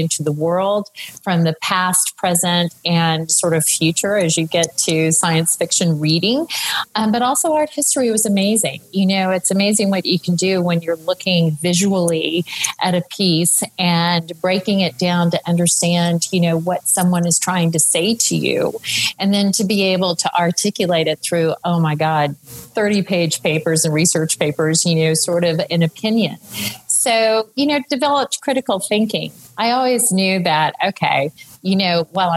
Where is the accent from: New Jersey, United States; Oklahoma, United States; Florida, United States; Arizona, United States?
Oklahoma, United States; Tulsa; moved away as an adult; also born or lived in Michigan / New York; I'm from Tulsa, Oklahoma, and was sooner born and sooner bred until I became a Wolverine.